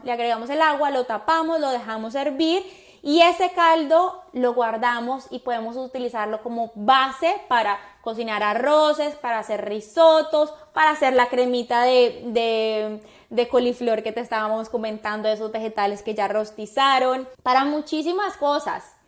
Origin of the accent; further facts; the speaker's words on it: Colombia; now in Miami, United States; como buena colombiana